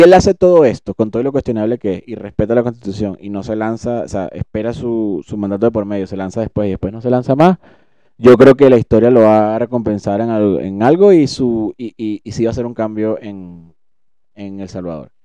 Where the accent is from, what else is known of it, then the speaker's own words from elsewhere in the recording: Venezuela; como venezolano